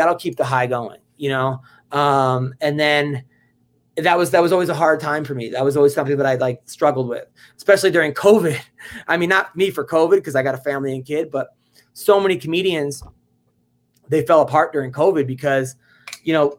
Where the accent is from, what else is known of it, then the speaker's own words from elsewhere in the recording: New York, United States; now in Los Angeles, United States; I'm from New York